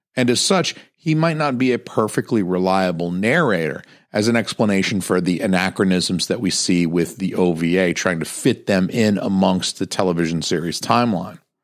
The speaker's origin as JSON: {"language": "English", "country": "United States", "said": "as an American viewer"}